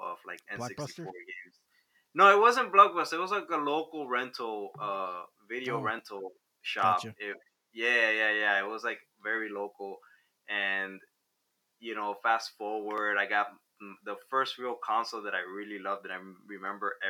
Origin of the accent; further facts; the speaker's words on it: Havana, Cuba; moved away; I was born in Cuba, Havana, Cuba